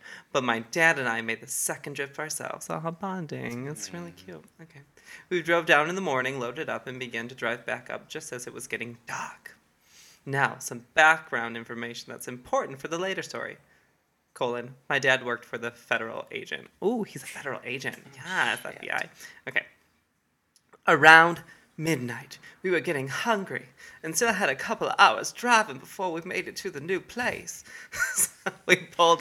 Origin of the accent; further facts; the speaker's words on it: near Detroit, Michigan, United States; I'm from Michigan and near Detroit